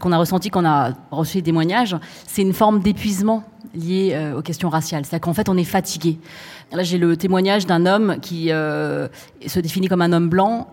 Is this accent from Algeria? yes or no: no; France; je suis française, chinoise, cambodgienne de par ma, ma famille